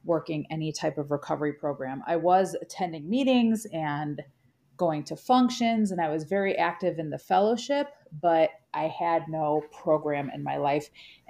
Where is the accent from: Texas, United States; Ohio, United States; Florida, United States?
Ohio, United States; Cleveland; I'm from Cleveland.